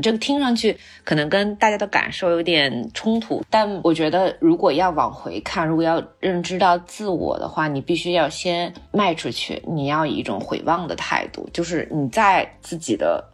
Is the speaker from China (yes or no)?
yes; Xinjiang, China; 因为我是新疆长大的，呃，所以我从小，我对自然的感受更多是戈壁滩，然后更多是那种沙漠，甚至石油